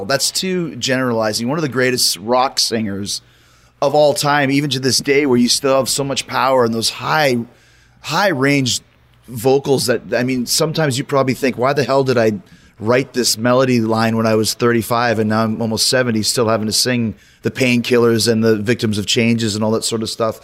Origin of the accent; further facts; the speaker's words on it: Winnipeg, Manitoba, Canada; I'm from Winnipeg, Canada